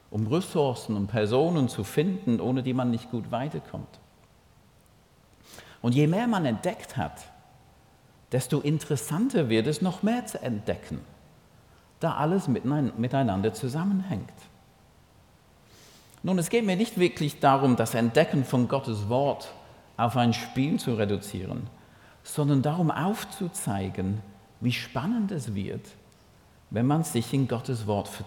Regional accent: St. Gallen, Switzerland; accent: Toggenburg; Und ich versuche mit meinem Toggenburger Akzent.

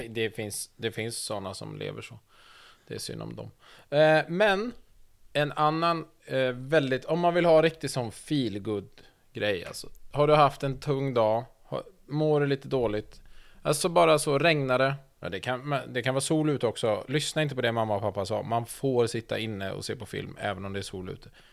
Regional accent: Sweden; som svensk

